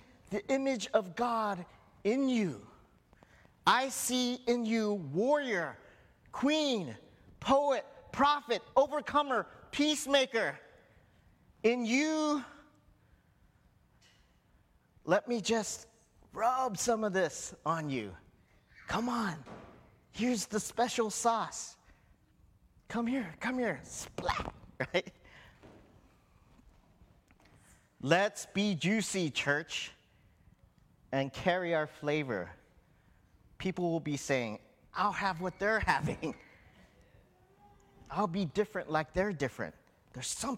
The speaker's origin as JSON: {"language": "English", "region": "Hawaii", "country": "United States", "tie": "born or raised there", "said": "I was born in Hawaii"}